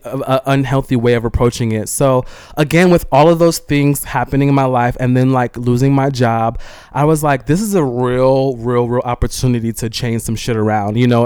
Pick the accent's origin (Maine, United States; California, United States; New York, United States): California, United States; I'm from California